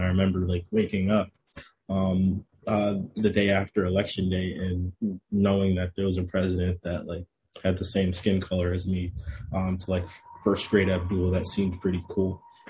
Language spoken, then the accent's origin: English; New Haven, Connecticut, United States; also born or lived in Bronx, New York; So I was born in the Bronx. So I spent probably like the first 4 or 5-ish years of my life in the Bronx. Then I moved to New Haven for about a year